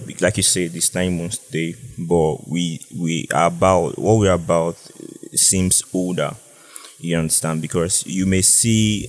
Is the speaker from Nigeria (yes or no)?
yes; Cross River, Nigeria; I'm from Cross River, Abia to be precise